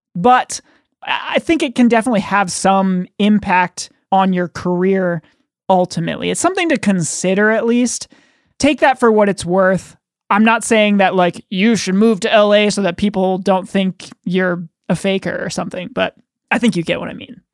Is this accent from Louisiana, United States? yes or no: no; Hartford, Connecticut, United States; I'm from Hartford, Connecticut